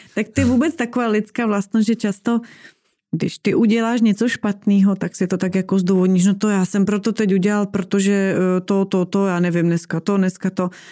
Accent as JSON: {"language": "Czech", "region": "eastern Slovakia", "country": "Slovakia", "tie": "born or raised there", "moved": "yes", "said": "já jsem vyrůstala v Tatrách, protože jsem z mhm. východního uh-huh. Slovenska"}